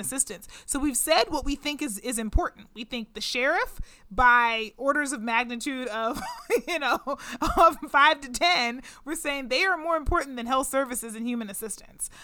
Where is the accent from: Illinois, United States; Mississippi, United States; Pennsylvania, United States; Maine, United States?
Pennsylvania, United States; Pittsburgh; Pittsburgh, which is my hometown, Pittsburgh, Pennsylvania